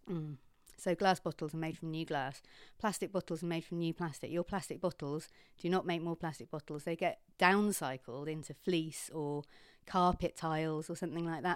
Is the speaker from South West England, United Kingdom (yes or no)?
yes; Kingsand, South West England, United Kingdom; moved away as an adult; also born or lived in Bradford / London; I grew up in Kingsand.